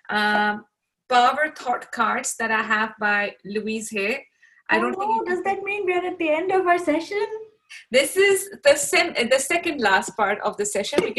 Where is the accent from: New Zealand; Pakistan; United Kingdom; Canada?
Pakistan; even though I grew up in Pakistan uh, as well, but I changed schools a lot.